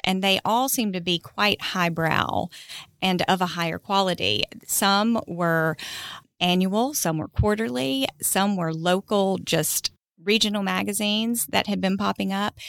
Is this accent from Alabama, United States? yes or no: yes; Huntsville, Alabama, United States; also born or lived in New Hope, Alabama; I grew up in Huntsville